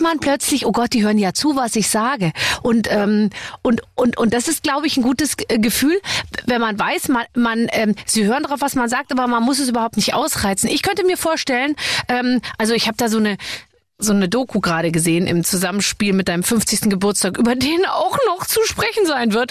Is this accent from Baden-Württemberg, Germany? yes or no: no; Munich, Bavaria, Germany; ich komme ja aus München